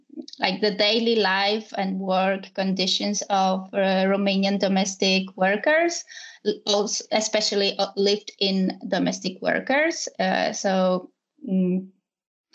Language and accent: English; Poland; moved away as an adult; also born or lived in Warsaw; now in Spain; I'm from Poland, and I live in Spain